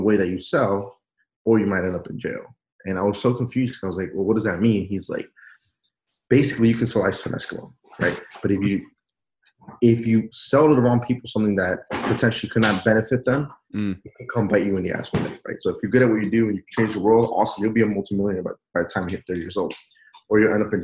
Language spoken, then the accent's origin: English; Peru; now in United States; I wasn't born here. I was born in Peru.